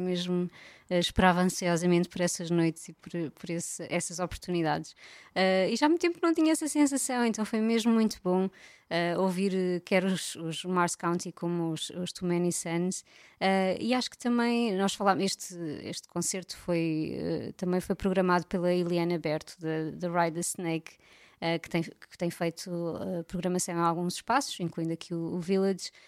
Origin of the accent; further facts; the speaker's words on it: Algarve, Portugal; eu cresci no Algarve